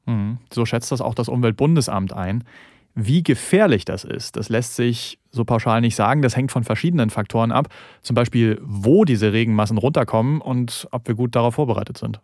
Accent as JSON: {"language": "German", "country": "Germany", "said": "wir haben in Deutschland"}